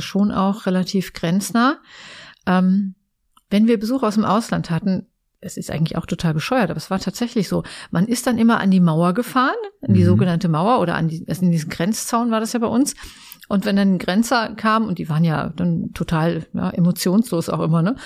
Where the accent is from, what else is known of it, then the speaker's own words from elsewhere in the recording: near Eschwege, North Hesse, Germany; moved away as an adult; also born or lived in Giessen; now in Essen, Germany; ich bin ja ein echtes Landei. Ich komme aus Nordhessen. Ähm, hinter Eschwege